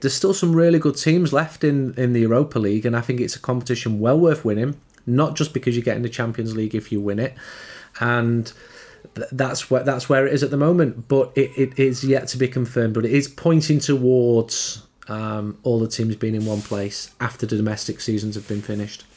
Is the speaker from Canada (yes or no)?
no; Trafford, North West England, United Kingdom; I'm from Trafford. I grew up three or four miles from him